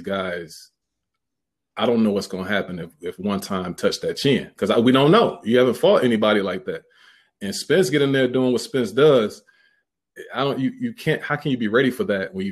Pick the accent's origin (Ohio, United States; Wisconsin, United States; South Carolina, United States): Wisconsin, United States; Milwaukee; I'm from Milwaukee.